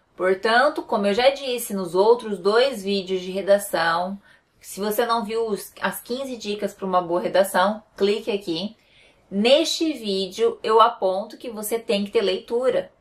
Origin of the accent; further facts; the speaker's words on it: Paraná, Brazil; eu sou do Paraná